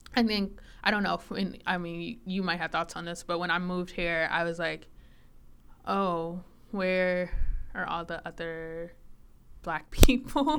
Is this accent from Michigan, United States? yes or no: no; Chicago, Illinois, United States; moved away as an adult; now in Minnesota, United States; I grew up in Chicago, actually, um, Southside